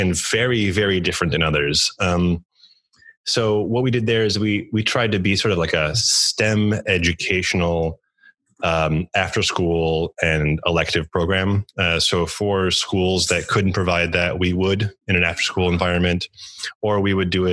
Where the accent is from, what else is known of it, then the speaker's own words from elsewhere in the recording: Chicago, Illinois, United States; also born or lived in Poland / Montreal / New York City / Japan; I grew up in and around Chicago, although I was born out of the country in Poland.